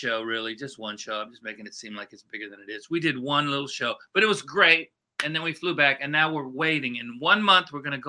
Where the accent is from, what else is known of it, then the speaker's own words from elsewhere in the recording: Tampa, Florida, United States; moved away as an adult; also born or lived in Las Vegas / New York; Moved back to Tampa, regrouped, started playing around town and doing what you do when you go back to your hometown